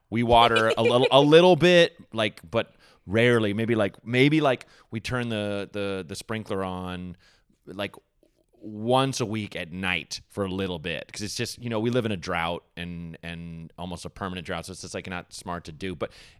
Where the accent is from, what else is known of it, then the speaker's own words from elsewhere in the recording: Portland, Oregon, United States; the Portland Mercury that's like my hometown, like indie paper